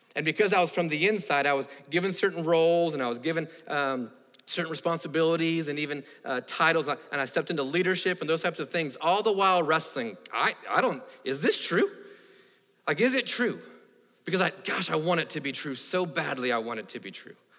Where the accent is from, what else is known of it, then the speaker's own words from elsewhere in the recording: Florida, United States; moved away; I grew up in Florida